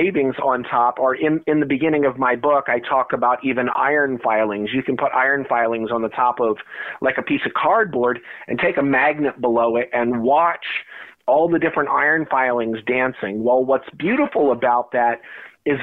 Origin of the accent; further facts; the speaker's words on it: New Jersey, United States; my childhood growing up in New Jersey.